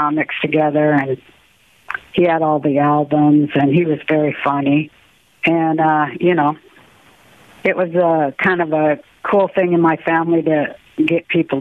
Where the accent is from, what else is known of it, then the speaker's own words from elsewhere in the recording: Utah, United States; growing up in Utah